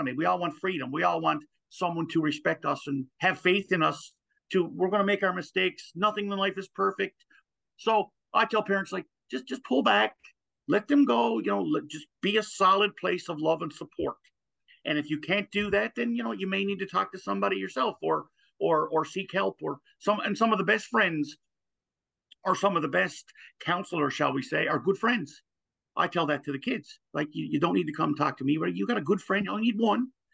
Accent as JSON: {"language": "English", "region": "Newfoundland and Labrador", "country": "Canada", "said": "Gander used to be another U.S. naval base here, and now it's a Canadian one in the province of Newfoundland"}